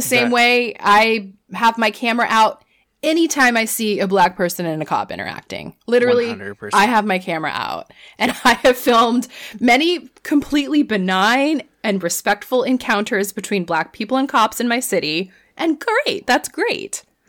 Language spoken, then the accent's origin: English; Orlando, Florida, United States; moved away; And Orlando was number one. Oh, interesting. That is my hometown.